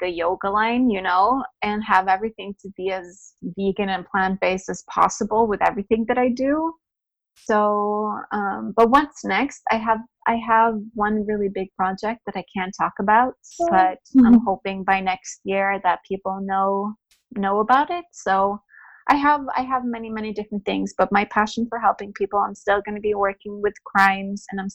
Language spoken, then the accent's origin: English; Norway; I am born and raised in Norway